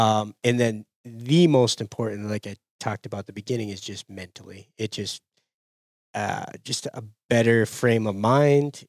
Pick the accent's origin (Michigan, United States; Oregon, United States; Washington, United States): Michigan, United States; Upper Peninsula of; born or raised there